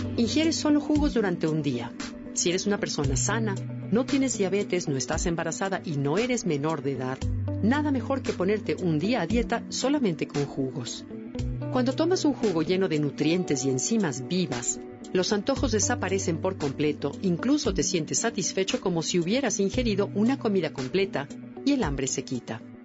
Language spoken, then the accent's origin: Spanish; Mexico; nuestros propios aztecas